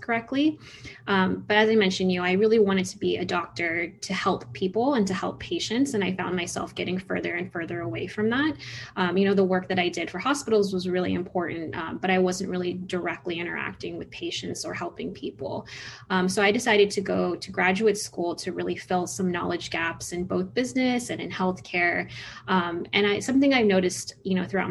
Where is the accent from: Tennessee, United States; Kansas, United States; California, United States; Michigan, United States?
California, United States; San Francisco Bay Area; moved away as an adult; now in Chicago, United States; I'm originally from the San Francisco Bay Area